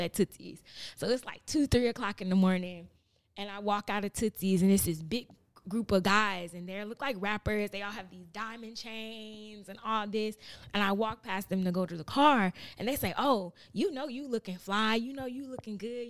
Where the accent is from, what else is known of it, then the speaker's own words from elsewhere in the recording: Chicago, Illinois, United States; now in Los Angeles, United States; I'm from, I grew up in Chatham, in Chicago